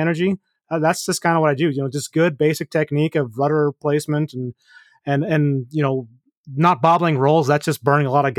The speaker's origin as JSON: {"language": "English", "country": "Canada", "said": "me being Canadian"}